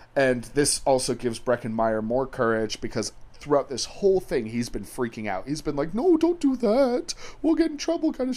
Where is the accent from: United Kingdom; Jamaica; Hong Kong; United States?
United Kingdom; England; I'm English